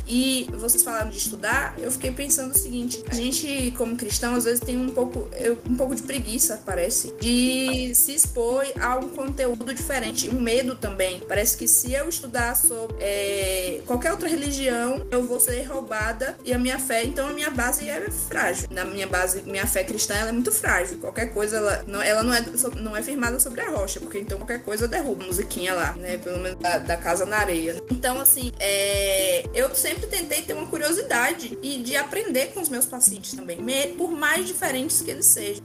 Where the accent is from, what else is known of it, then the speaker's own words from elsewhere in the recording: Santana, Bahia, Brazil; Sou de Santana, Bahia.